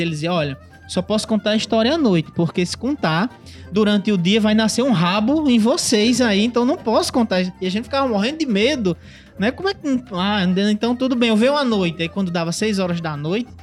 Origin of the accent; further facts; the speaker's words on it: Parnamirim, Rio Grande do Norte, Brazil; moved away as an adult; also born or lived in Natal; now in Mossoró, Brazil; eu sou natalense de, de nascimento, né? Morei minha vida toda em Parnamirim